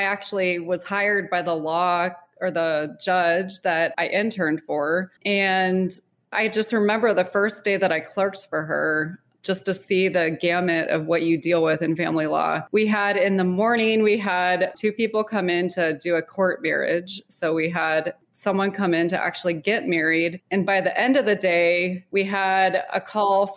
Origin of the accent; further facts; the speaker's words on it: Littleton, Colorado, United States; I grew up in Littleton, Colorado with my younger brother